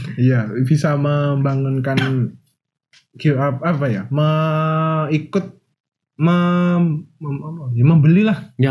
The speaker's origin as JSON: {"language": "Indonesian", "town": "Wonogiri", "region": "Central Java", "country": "Indonesia", "said": "Dari Wonogiri"}